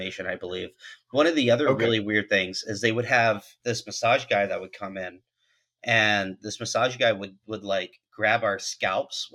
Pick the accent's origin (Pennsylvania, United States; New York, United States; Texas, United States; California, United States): California, United States; growing up in California and playing ball there